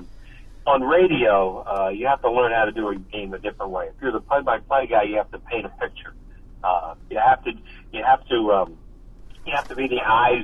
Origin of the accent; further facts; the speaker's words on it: Newtown Square, Pennsylvania, United States; I grew up in Newtown Square in Delaware County